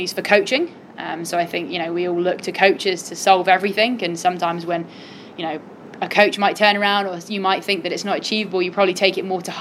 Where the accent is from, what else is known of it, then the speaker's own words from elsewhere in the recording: Cornwall, South West England, United Kingdom; I grew up in Cornwall